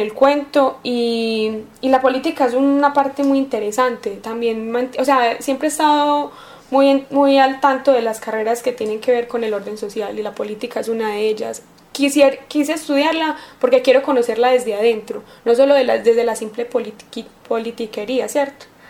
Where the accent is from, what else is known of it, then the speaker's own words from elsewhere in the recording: Antioquia, Colombia; soy paisa, entre comillas, porque no nací acá, pero siempre me crié en Antioquia